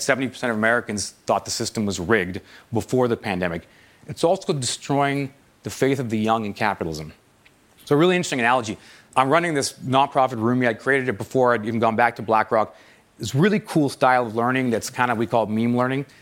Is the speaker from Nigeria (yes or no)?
no; Toronto, Ontario, Canada; moved away as an adult; I moved back to my hometown of Toronto